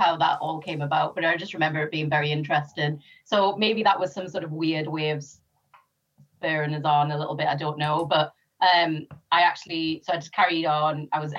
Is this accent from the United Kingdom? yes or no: yes; North East England, United Kingdom; born or raised there; also born or lived in Sri Lanka / Germany